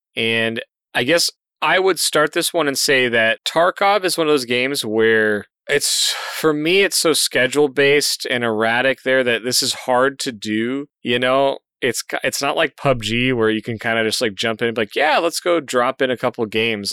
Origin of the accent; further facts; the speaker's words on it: Colorado, United States; I grew up in Colorado